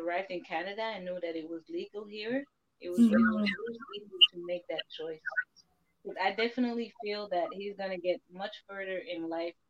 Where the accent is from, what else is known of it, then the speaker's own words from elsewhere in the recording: Belgium; I grew up in Belgium